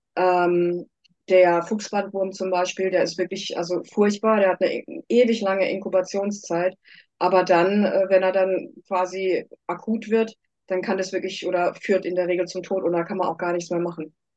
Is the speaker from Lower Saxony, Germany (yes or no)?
no; Karlsruhe, Baden-Württemberg, Germany; also born or lived in United States; ich komme aus Karlsruhe